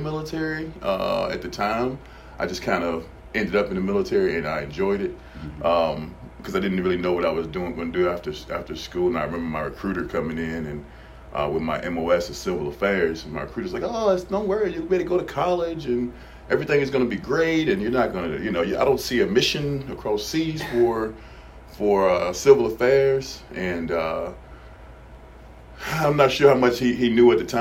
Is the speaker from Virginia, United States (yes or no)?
yes; Danville, Virginia, United States; Originally, I'm from Danville, Virginia